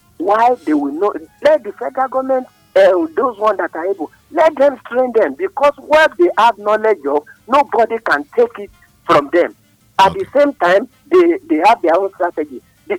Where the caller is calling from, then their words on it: Nigeria; I'm calling from Adam.